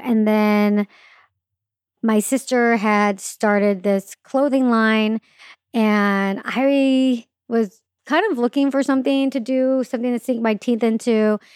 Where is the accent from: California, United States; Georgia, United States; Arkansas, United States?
California, United States; Claremont; also born or lived in Orange County, California / Los Angeles, California; grew up actually in a city called Claremont, which is not in Orange County.